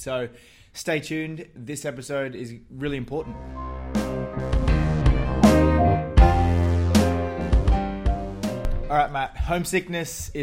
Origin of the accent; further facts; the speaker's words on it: Townsville, Queensland, Australia; also born or lived in Newcastle; now in Melbourne, Australia; I grew up in Townsville